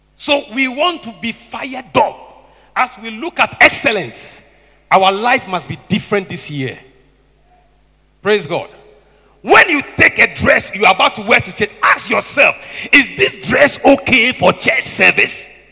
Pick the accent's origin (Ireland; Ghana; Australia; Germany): Ghana; Tema, Greater Accra; I grew up in Tema